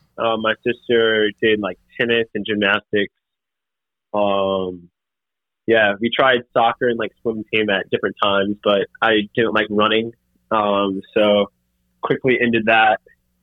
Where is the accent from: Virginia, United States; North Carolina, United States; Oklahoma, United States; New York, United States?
North Carolina, United States; Raleigh; now in Winston-Salem, United States; I grew up in Raleigh, North Carolina.